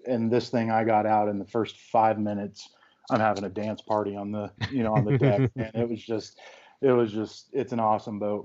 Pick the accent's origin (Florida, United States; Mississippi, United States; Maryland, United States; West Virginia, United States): Florida, United States; Central; moved away; I'm originally from Central Florida, and we had a pond in our backyard